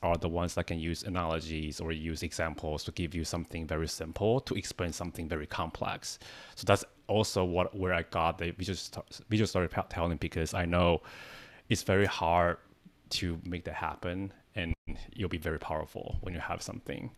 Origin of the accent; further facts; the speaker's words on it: Taiwan; English is a second language; moved away as an adult; now in United States; I'm not a native speaker. I came from Taiwan. I came to the States 10 years ago